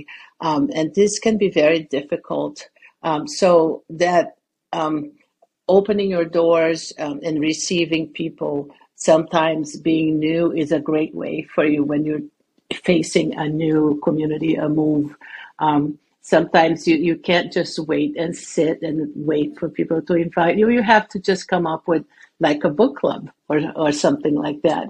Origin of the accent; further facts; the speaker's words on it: Brazil; moved away; I grew up in Brazil, where there's no winter, the land of warm year round